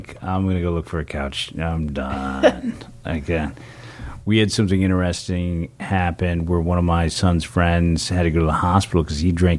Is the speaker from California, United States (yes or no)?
yes; San Francisco, California, United States; Yeah, San Francisco.